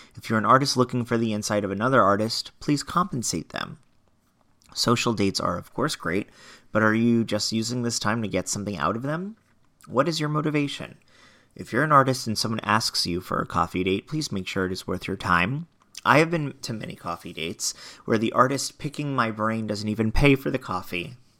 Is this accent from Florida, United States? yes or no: yes; Florida, United States; also born or lived in Long Island, New York; now in New York, United States; moved to Florida, grew up in Florida